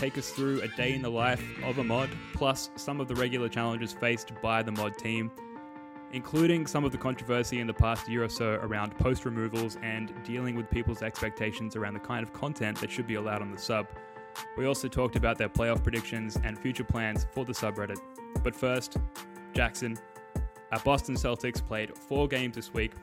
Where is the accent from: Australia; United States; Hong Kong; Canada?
Australia; being Australian hoops fans